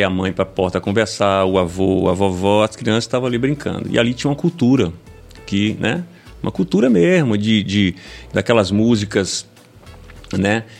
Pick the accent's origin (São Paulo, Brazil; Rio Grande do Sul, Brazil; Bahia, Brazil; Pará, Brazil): Bahia, Brazil; Itabuna; eu venho do, de Itabuna